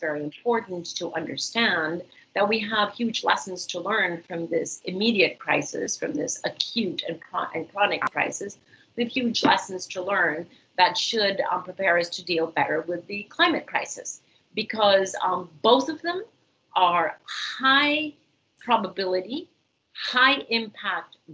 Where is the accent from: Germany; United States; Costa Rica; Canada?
Costa Rica; in the very wonderful country of Costa Rica, my home country